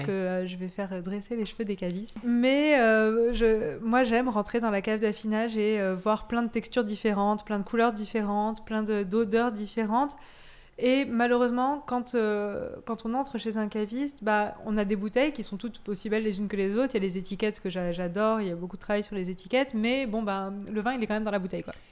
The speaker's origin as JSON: {"language": "French", "region": "Auvergne-Rhône-Alpes", "country": "France", "tie": "born or raised there", "also_born_or_lived": "Corsica / Savoie", "moved": "yes", "said": "j'ai grandi en Corse, puis en Auvergne, et je suis née en Savoie"}